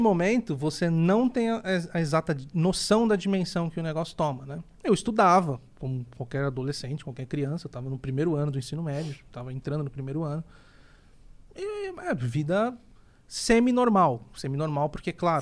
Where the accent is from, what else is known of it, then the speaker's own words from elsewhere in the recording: Santos, São Paulo, Brazil; sou natural de Santos